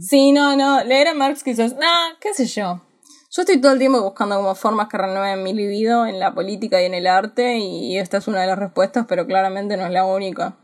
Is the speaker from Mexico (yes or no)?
no; Argentina; Yo soy argentina